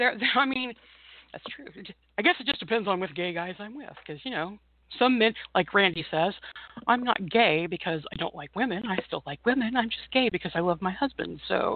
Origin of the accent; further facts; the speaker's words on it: Bloomington, Indiana, United States; Ben actually graduated from IU, which is my hometown